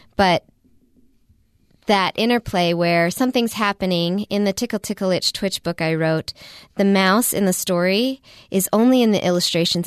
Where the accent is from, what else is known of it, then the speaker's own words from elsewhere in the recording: Midwest, United States; moved away; I grew up in the Midwest.